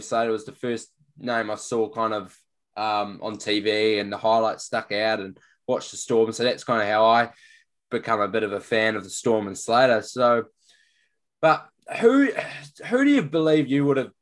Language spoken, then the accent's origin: English; New Zealand; being a Kiwi as well